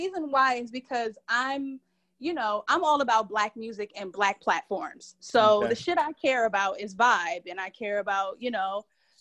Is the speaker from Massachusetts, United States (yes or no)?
yes; Boston, Massachusetts, United States; now in Atlanta, United States; I'm originally from Boston, Mass.